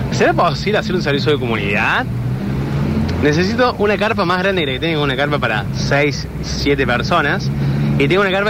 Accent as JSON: {"language": "Spanish", "town": "Nono", "region": "Córdoba", "country": "Argentina", "tie": "born or raised there", "said": "Y nosotros de chicos nos criamos en Nono"}